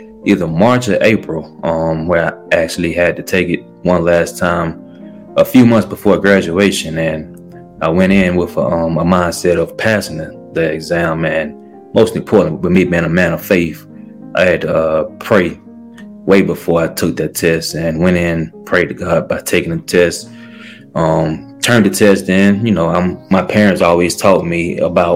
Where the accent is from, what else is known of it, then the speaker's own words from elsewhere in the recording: Montgomery, Alabama, United States; I was born and raised in Montgomery, Alabama